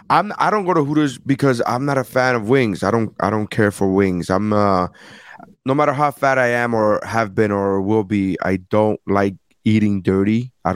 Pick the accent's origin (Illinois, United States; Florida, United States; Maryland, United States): Florida, United States; Miami; because I'm Hispanic and I'm from Miami